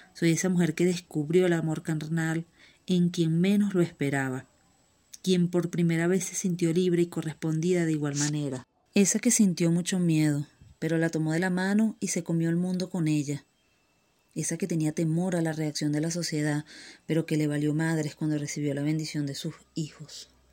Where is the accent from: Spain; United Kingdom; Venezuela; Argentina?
Venezuela; moved away; Soy esa niña llorona que lleva las rodillas marcadas de las calles de César Rodríguez Palencia, allá mi querida Venezuela